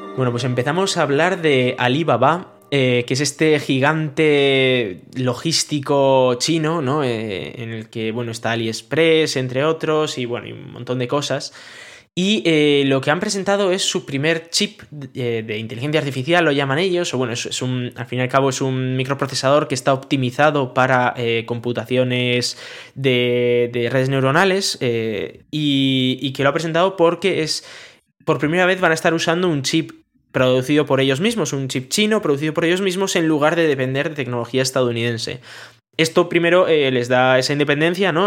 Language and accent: Spanish; Galdakao, Basque Country, Spain; Galdacao, para que no lo sepa, es mi pueblo